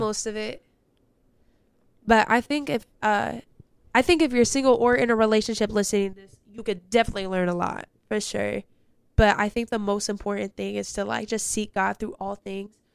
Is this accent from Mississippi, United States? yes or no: no; California, United States; I'm from Cali